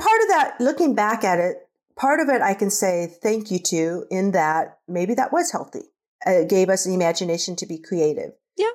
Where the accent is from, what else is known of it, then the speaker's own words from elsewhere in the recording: Nebraska, United States; also born or lived in Korea; I was raised in Nebraska on a farm with my siblings